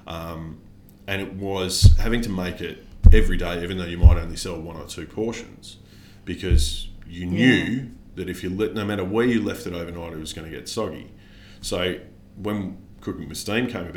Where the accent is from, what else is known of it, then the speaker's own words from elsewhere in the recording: Australia; I'm Australian